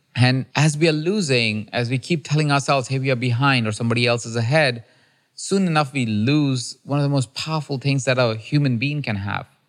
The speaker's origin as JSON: {"language": "English", "country": "India", "moved": "yes", "lives_now": "United States", "said": "I'm a kid from India who has an accent"}